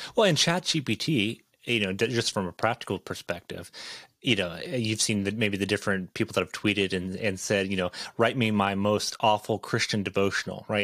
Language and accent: English; Ontario, Canada; now in Idaho, United States; I grew up in a small town, uh, about eight hours north of Toronto